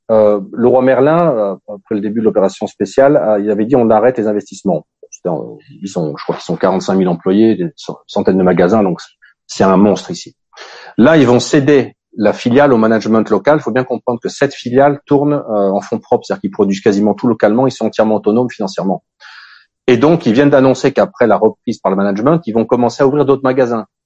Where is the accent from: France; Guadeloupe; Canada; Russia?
Russia; je partir jamais. Le, niveau de vie que j'ai ici